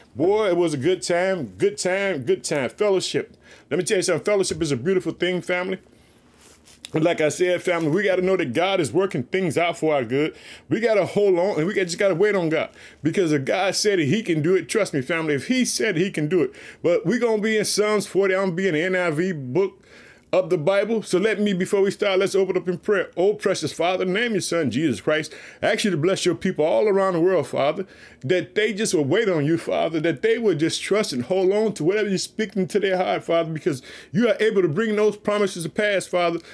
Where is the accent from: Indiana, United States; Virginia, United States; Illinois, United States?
Illinois, United States; also born or lived in Chicago; Illinois, which is my home state. Uh, I live in the city of Chicago.